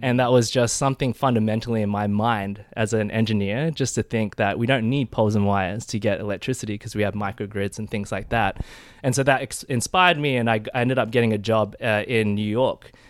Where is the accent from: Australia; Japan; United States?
Australia; Adelaide, South Australia; moved away as an adult; also born or lived in Perth / Sydney / United Kingdom / Nairobi; I'm originally from Adelaide, South Australia